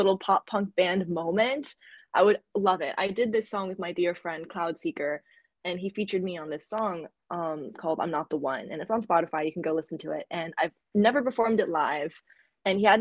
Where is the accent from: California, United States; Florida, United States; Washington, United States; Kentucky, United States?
Florida, United States; I grew up in Florida when in elementary school